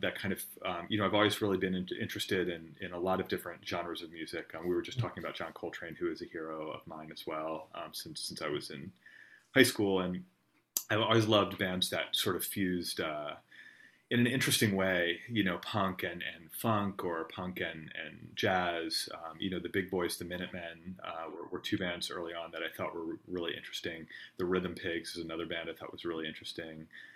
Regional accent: Harrisburg, Pennsylvania, United States; I grew up in Harrisburg, Pennsylvania, or near Harrisburg, a little bit to the west of there.

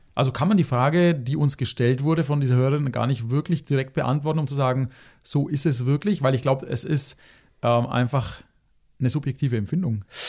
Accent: Germany; hier bei uns in Deutschland

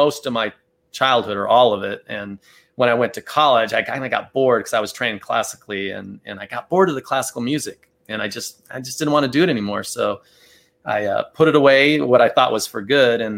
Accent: Tucson, Arizona, United States; So I was born and raised in Tucson, Arizona. So I've always lived here in Tucson

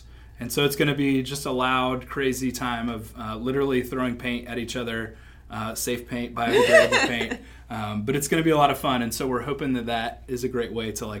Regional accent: Springfield, Ohio, United States; moved away as an adult; now in Butler, United States; I'm originally from Springfield, Ohio.

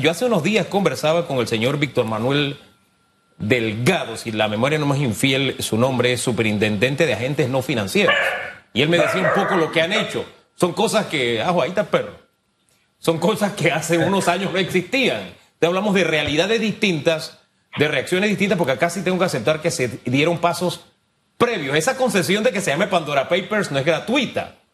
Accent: Panama; como panameño

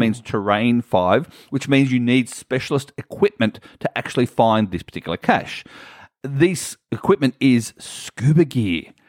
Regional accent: Australia; I'm from Australia

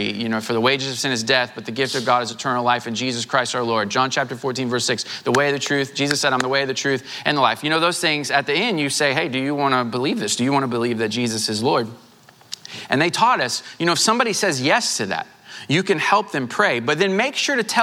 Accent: Southwest Missouri, United States; now in Houston, United States; I grew up in Southwest Missouri.

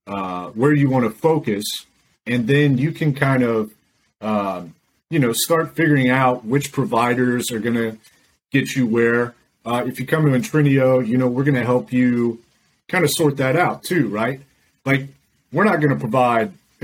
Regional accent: Decatur, Illinois, United States; now in Tampa, United States; I'm originally from Decatur, Illinois, which is right in the middle of the state.

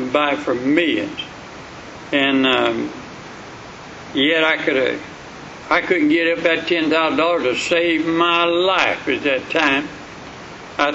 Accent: Sulphur Springs, United States; I was raised up in the Sulphur Springs

